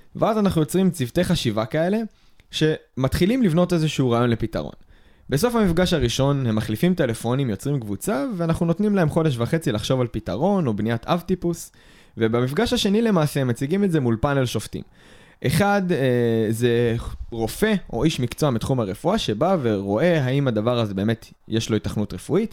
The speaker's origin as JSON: {"language": "Hebrew", "country": "Israel", "said": "ישראלים ששירתו בצבא"}